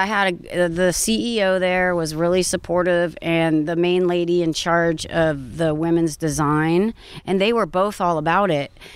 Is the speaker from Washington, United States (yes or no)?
no; Orange County, California, United States; I grew up in Orange County